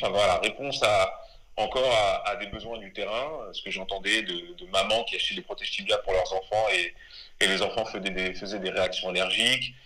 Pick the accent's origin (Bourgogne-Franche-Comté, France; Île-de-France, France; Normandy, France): Normandy, France; also born or lived in Les Mureaux, Yvelines / Rouen; je suis originaire de, de Normandie parce que je suis arrivé très tôt en Normandie. J'étais avant dans les Yvelines au Muro. J'ai eu une enfance là-bas.